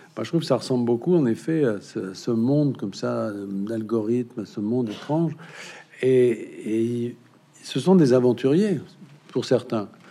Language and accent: French; Berry, Centre-Val de Loire, France; chez moi dans le Berry